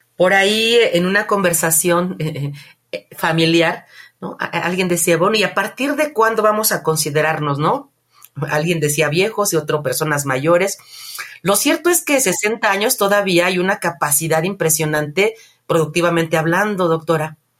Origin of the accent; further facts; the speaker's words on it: Mexico; nosotros como población mexicana